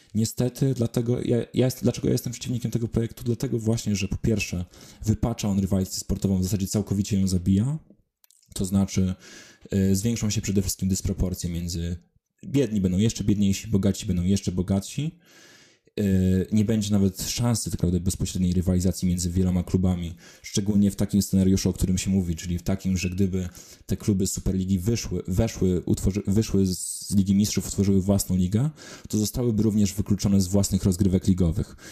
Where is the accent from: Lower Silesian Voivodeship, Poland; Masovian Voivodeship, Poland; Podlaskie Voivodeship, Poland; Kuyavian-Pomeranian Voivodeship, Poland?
Lower Silesian Voivodeship, Poland; Wrocław; z mojego rodzinnego miasta Wrocławia